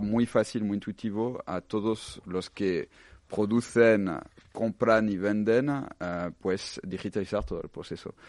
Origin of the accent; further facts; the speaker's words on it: France; now in Spain; soy, soy francés